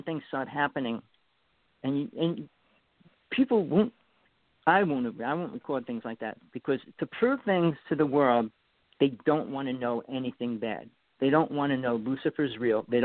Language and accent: English; East Coast, United States; accent: New York; also born or lived in Wanaque, New Jersey; I'm from the East Coast